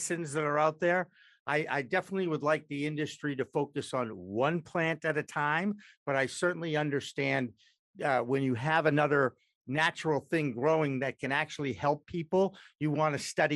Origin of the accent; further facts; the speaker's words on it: Massachusetts, United States; I'm from Massachusetts